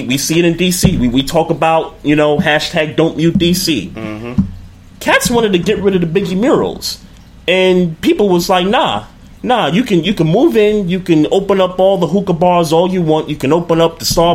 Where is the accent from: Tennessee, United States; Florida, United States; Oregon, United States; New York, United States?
New York, United States; New York City; I grew up in Brooklyn, New York. I went to high school 5 blocks from where Barclays Center stands right now